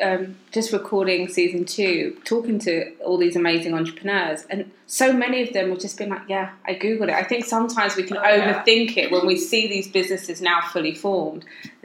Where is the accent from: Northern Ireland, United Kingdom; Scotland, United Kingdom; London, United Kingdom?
London, United Kingdom; I grew up in Greenwich